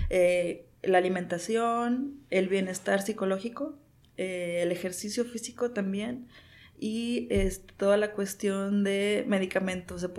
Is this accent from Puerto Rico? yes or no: no; Mexico; y que pues ya ni modo soy mexicano, ¿verdad? Y mi herencia me hizo gordito.